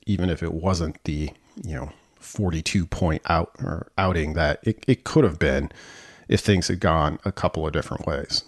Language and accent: English; northwest Nebraska, United States; I grew up in the northwest corner of the state